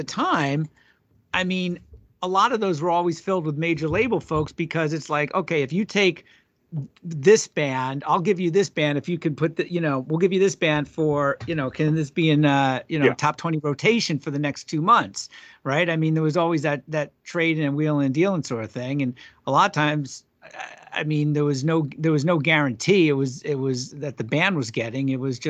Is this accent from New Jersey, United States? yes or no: no; New York, United States; I grew up on Eastern Long Island, sure.